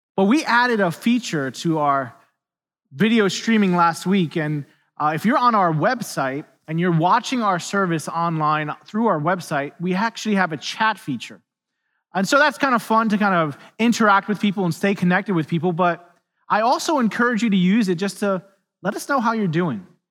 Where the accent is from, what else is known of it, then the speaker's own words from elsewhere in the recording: New York City, New York, United States; moved away; I'm from New York City originally